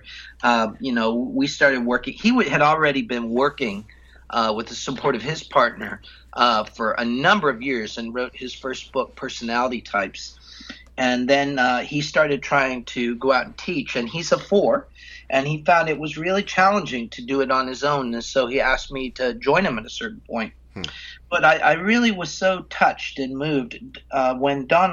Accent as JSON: {"language": "English", "country": "United States", "tie": "born or raised there", "said": "I grew up in the United States"}